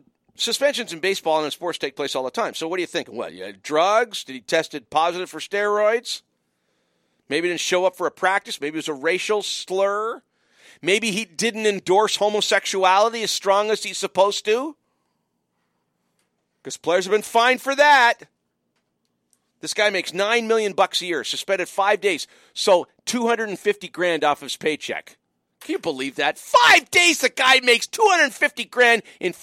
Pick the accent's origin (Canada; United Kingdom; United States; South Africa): Canada; Windsor, Ontario; moved away; also born or lived in Montreal; growing up in Windsor, passionate Detroit Tigers fan, spent 4 years in Montreal